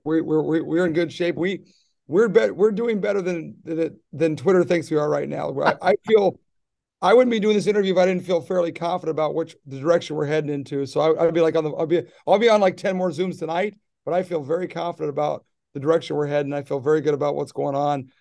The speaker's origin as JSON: {"language": "English", "region": "Midwest", "country": "United States", "tie": "born or raised there", "moved": "yes", "said": "I grew up in the Midwest"}